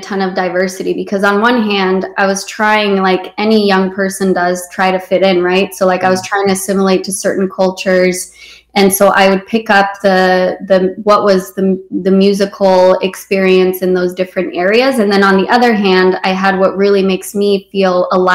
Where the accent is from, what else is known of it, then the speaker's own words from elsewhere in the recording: Romania; moved away; I was born in Romania and I was born there during communism.